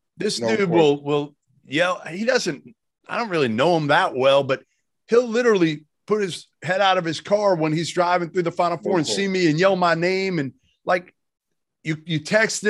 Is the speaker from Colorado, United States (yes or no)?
no; Boston, Massachusetts, United States; growing up in Boston